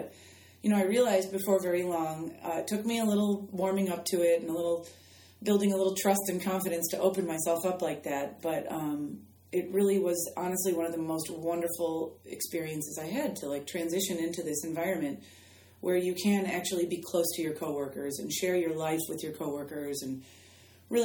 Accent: Midwest, United States; And I think growing up in the Midwest and in my family, I grew up in kind of a stoic environment too, just that personality type.

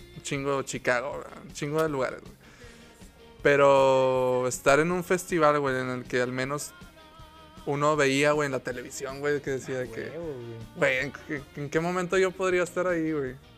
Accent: Mexico; como mexicano

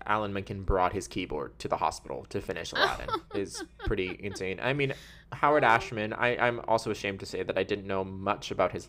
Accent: Wales, United Kingdom; I am a Welsh person, 100% Welsh.

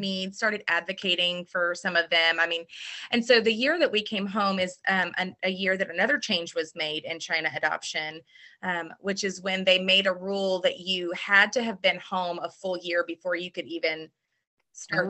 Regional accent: Louisville, Kentucky, United States; also born or lived in Birmingham; I was born and raised right here in Middletown.

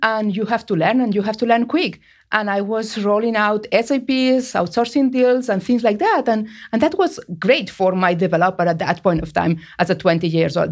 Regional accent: Barcelona, Catalonia, Spain; English is a second language; moved away as an adult; now in United States; I was born and raised in Barcelona

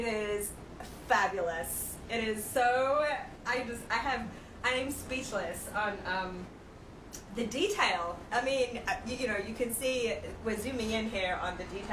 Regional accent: Australia; moved away; growing up in Australia, obviously, we're on the beach

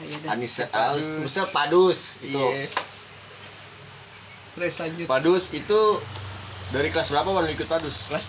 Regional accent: Teluk Naga, Banten, Indonesia; Terus gue pulang kampung tuh ke Teluk Naga ceritanya.

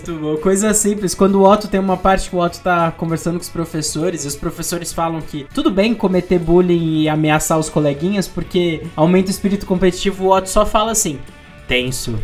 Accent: Brazil; nós que somos brasileiros

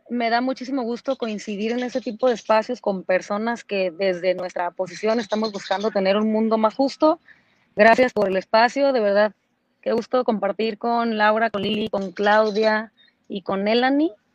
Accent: Mexico; lo que ahora soy, no solamente como mexicana

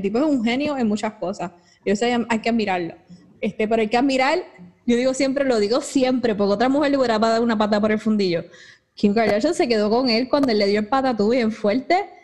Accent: Bayamón, Puerto Rico; y, y vengo de Bayamón

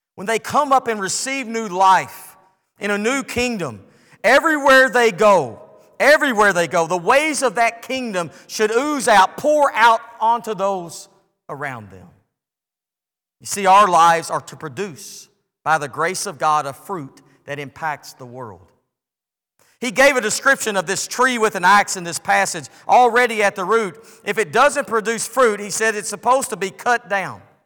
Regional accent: United States; I'm grateful to be born in the United States of America

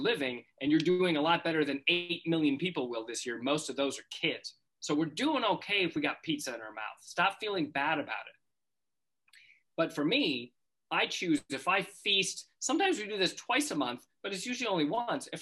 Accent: North Dakota, United States; in North Dakota where I grew up

